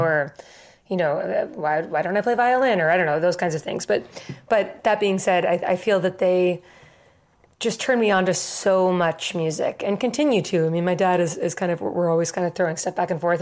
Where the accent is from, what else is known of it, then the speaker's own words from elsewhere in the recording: Newton, Massachusetts, United States; growing up in Boston, uh, and kind of having this thing that we did every summer, we would go to Ireland every summer